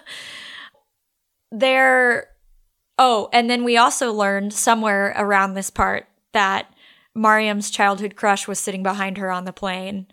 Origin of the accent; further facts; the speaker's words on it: Texas, United States; we're from Texas